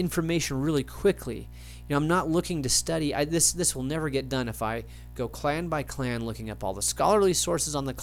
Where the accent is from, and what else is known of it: United States